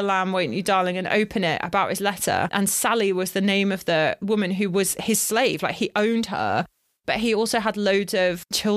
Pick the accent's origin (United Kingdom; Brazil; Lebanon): United Kingdom; as a British person